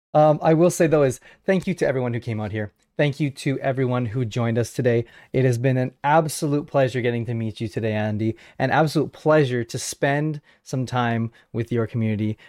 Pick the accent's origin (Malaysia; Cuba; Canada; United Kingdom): Canada; I am a Canadian podcaster